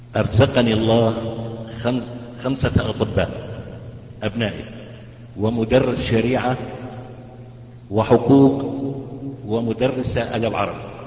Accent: Izra', Daraa Governorate, Syria; أنا مواطن من سوريا محافظة درعا مدينة الزرع

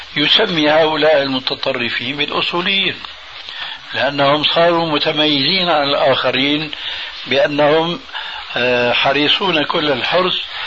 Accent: Damascus, Damascus Governorate, Syria; وأنا سوري دمشقي

